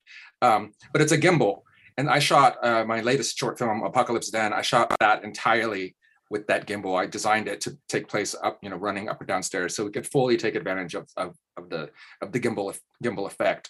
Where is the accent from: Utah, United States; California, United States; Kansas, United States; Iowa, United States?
Kansas, United States; I'm from Kansas